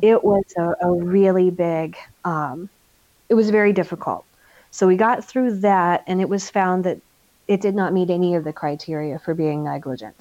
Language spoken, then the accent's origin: English; United States; moved away as an adult; now in Germany; we're American military